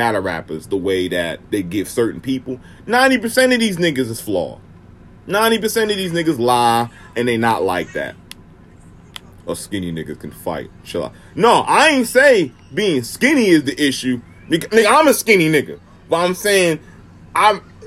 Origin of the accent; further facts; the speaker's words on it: Maryland, United States; And I'm from Maryland